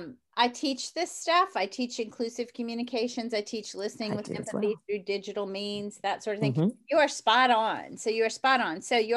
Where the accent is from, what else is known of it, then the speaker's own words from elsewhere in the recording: New Orleans, Louisiana, United States; Well, I'm from New Orleans, so I love my jazz.